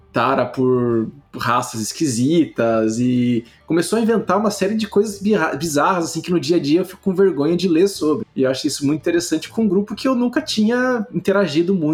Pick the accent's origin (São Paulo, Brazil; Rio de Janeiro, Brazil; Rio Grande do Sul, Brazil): Rio de Janeiro, Brazil; accent: carioca; Meu sotaque carioca que virou gaúcho e mineiro ao mesmo tempo.